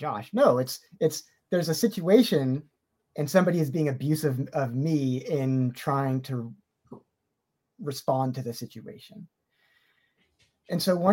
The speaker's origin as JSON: {"language": "English", "region": "California", "country": "United States", "said": "as a Californian"}